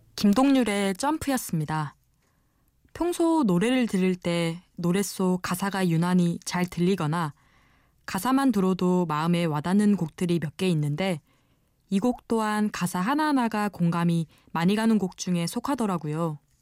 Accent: Jeju, South Korea; moved away as an adult; now in Seoul, South Korea; 저는 제주에서 지금 이곳, 서울에 올라온 지도 2개월이 채 안 된 제주 토박이랍니다.

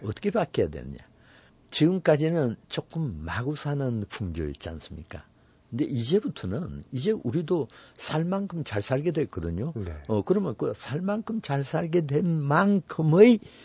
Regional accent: South Korea; also born or lived in Paris; 나는 한국에서 왔고

